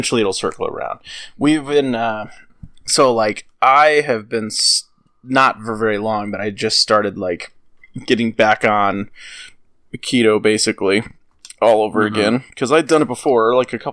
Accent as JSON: {"language": "English", "region": "Midwest", "country": "United States", "said": "I'm from the fucking Midwest"}